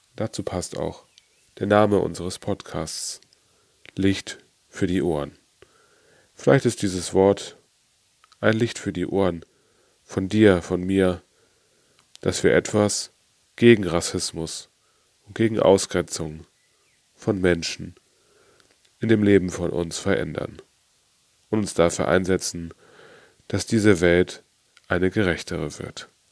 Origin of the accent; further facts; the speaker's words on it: Germany; bei uns in Deutschland